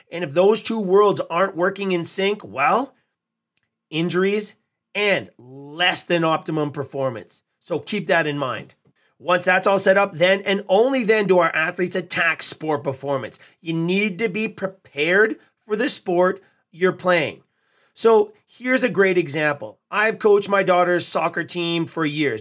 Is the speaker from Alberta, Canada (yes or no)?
yes; Edmonton, Alberta, Canada; here in my hometown of Edmonton